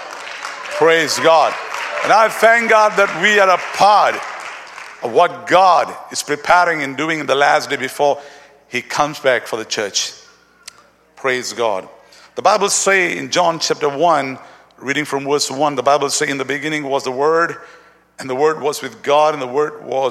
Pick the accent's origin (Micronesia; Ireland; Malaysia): Malaysia; we are from Malaysia